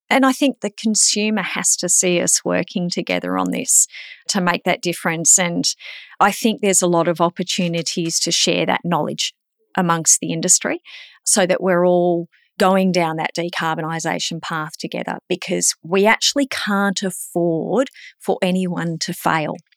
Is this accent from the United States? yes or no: no; Queensland, Australia; I'm a Queenslander